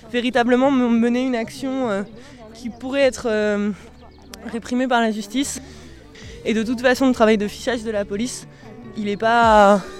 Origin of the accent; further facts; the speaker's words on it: Normandy, France; coquillage parce que je viens du Cotentin.